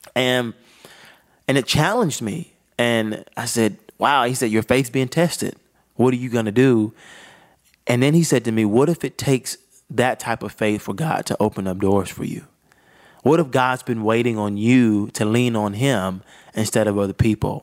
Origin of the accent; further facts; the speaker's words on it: Augusta, Georgia, United States; started in Augusta, Georgia